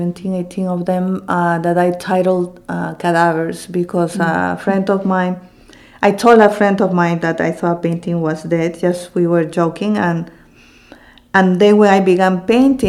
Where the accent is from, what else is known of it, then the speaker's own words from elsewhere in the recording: Lima, Peru; also born or lived in Cusco; now in Philadelphia, United States; I'm also from Cusco, and as I said earlier, Cusco was the capital of the Inca Empire, and I was raised in Lima, but my parents both are from Cusco.